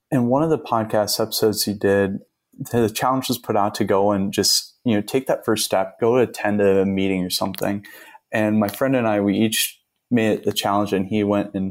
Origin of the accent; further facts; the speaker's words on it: Charlotte, Michigan, United States; my hometown of Charlotte is about just shy of 10,000 people